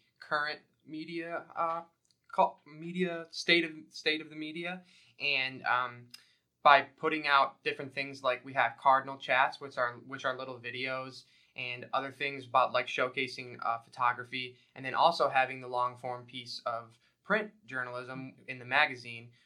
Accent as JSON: {"language": "English", "town": "Rochester", "region": "New York", "country": "United States", "said": "I'm from Rochester, so it all started and ended here"}